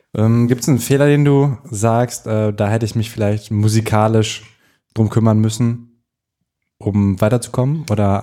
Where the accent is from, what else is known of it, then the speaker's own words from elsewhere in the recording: North Rhine-Westphalia, Germany; now in Berlin, Germany; Ich komme aus NRW und da haben wir Fahrradwege